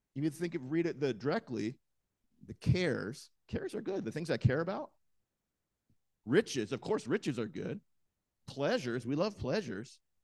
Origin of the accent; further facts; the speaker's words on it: Washington, United States; moved away; I grew up in Washington, and there are just trees everywhere